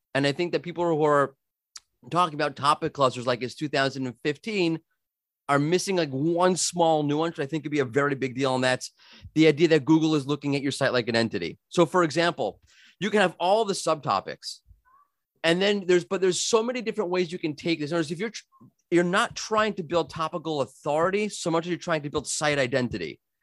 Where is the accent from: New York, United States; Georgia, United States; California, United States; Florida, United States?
New York, United States; moved away; I'm from New York originally. We talk fast